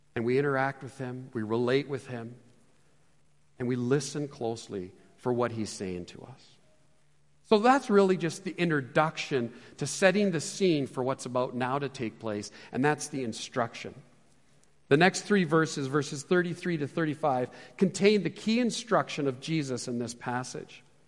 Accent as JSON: {"language": "English", "town": "Edmonton", "region": "Alberta", "country": "Canada", "tie": "born or raised there", "also_born_or_lived": "Calgary", "said": "I was born and raised here in Edmonton"}